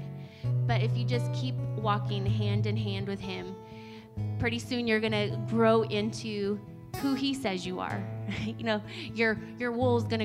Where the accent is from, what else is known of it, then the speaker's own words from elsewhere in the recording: United States; moved away; where I grew up in Oregon, Idaho, we had sand burrs